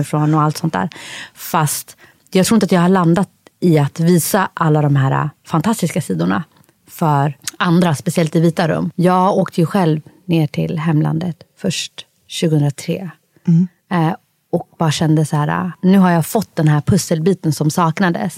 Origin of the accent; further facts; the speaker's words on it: Sweden; jag är född i Sverige Fast ursprungligen kommer jag från Somalia